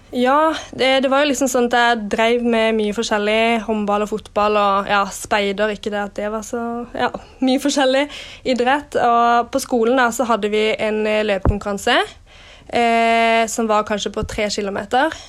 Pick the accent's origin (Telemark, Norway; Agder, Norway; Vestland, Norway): Agder, Norway; Kristiansand; moved away as an adult; now in Oslo, Norway; var jeg mye hjemme i Kristiansand